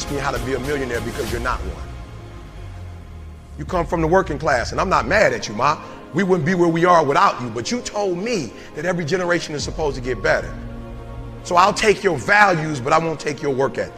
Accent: Detroit, Michigan, United States; I'm from Detroit.

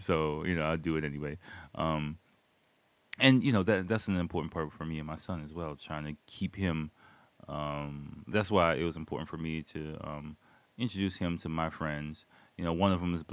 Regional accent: United States; moved away as an adult; now in Japan; the baggage that I have growing up in America, growing up in the inner city

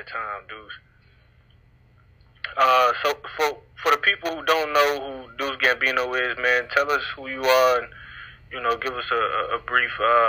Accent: Dallas, Texas, United States; I know I'm from the Grove, but, man, when I stayed in Kingston Polk

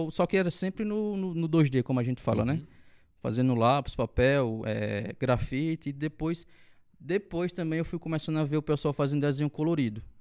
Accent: Monteiro, Paraíba, Brazil; E eu sou natural de Monteiro, como eu falei. É, passei a minha infância toda aqui, sempre estudei em escola pública. E só depois de, da minha maioridade que eu fui passar um tempo em São Paulo.

